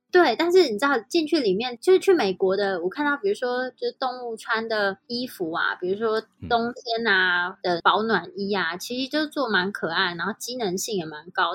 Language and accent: Chinese; Taiwan; moved away; also born or lived in Switzerland; 我们台语都是跟阿公阿嬷学